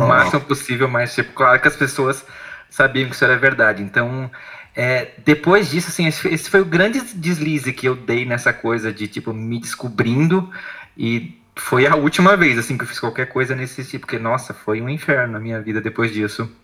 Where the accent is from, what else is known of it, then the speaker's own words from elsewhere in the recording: Blumenau, Santa Catarina, Brazil; moved away as an adult; E eu sou de Blumenau, Santa Catarina